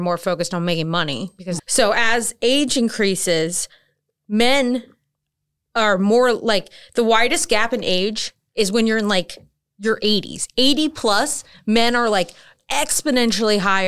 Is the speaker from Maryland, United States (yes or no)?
yes; Maryland, United States; now in North Carolina, United States; I'm from Maryland